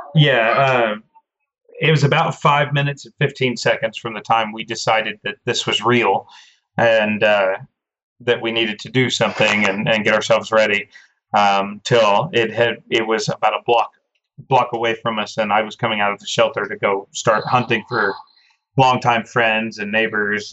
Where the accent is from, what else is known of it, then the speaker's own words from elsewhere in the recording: Oklahoma, United States; being an Oklahoma born and raised Oklahoman